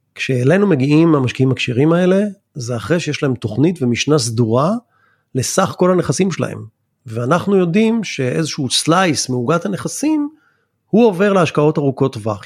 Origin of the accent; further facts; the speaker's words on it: Israel; בתור ישראלים